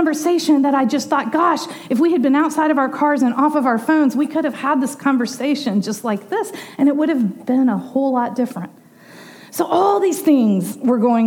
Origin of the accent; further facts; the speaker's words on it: Dallas, Texas, United States; the street that we grew up on Desco in Dallas